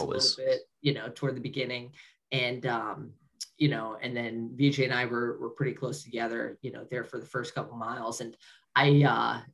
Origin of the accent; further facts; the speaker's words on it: Ohio, United States; Everybody was in Ohio, and it's my home state